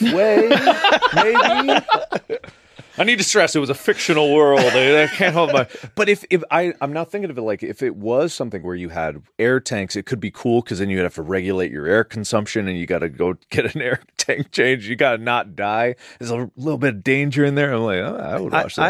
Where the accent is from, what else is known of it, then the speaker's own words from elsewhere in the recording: Cincinnati, Ohio, United States; moved away; Cincinnati, my hometown too